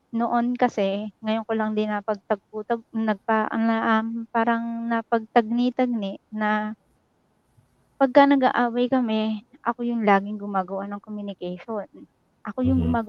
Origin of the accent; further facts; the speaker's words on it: Nueva Ecija, Central Luzon, Philippines; moved away as an adult; now in Hong Kong; Um, bali, Nueva Ecija po. Pero nandito ako sa Hong Kong ngayon.